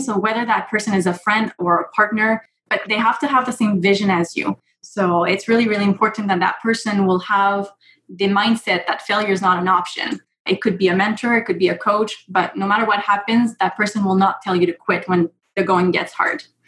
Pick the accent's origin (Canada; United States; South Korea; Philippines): Canada; I am Canadian